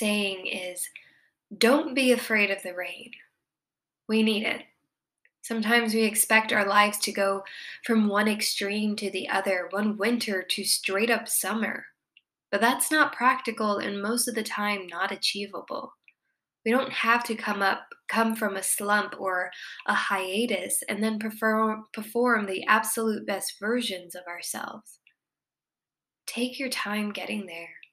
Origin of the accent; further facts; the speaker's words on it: Miami, Florida, United States; moved away; I'm from Miami